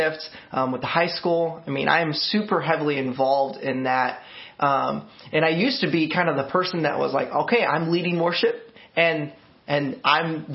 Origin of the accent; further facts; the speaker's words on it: Montgomery, Illinois, United States; now in Peoria, United States; I grew up in a small town to me, town of Montgomery. And so it's about like 19,000 people